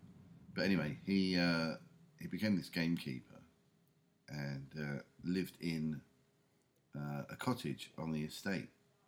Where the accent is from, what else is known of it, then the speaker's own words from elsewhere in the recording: England, United Kingdom; I'm English.